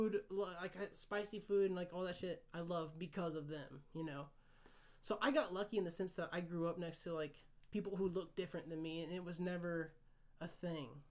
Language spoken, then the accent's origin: English; Kansas, United States; I grew up in Kansas.